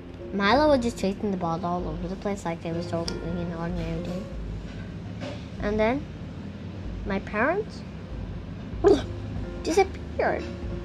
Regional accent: India; also born or lived in Singapore; My home country is India, but then I moved to Singapore. And now I'm in Russia?

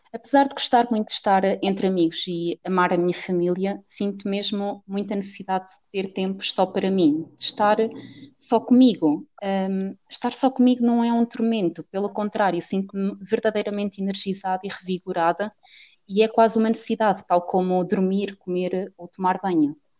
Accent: Cantanhede, Centro, Portugal; sou portuguesa, tenho 23 anos e hum, vivo na cidade de Coimbra, no distrito, melhor dizendo, hum, mas a minha cidade mesmo é em Cantanhede

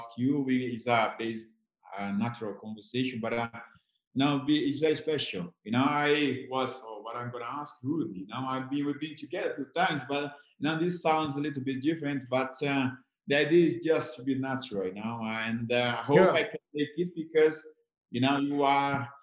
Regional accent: Brazil; moved away as an adult; like myself in Brazil.

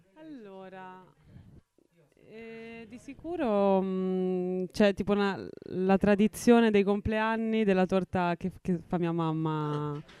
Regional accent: Mora, Umbria, Italy; un piccolo paesino sul, sul monte Suba, eh, vicino ad Assisi

